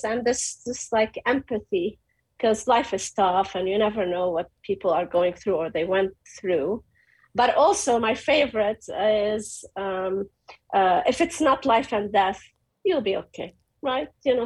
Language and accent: English; Beirut, Beirut Governorate, Lebanon; moved away as an adult; I came from Beirut.